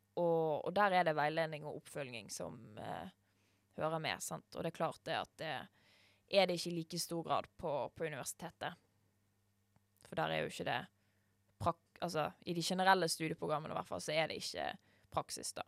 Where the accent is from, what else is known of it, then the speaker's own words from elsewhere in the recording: Norway; vi som nordmenn